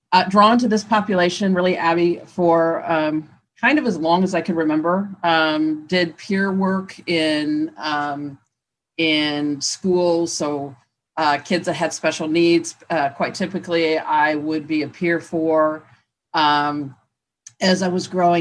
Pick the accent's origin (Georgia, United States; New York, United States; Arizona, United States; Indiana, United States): Indiana, United States; moved away as an adult; I am originally from Indiana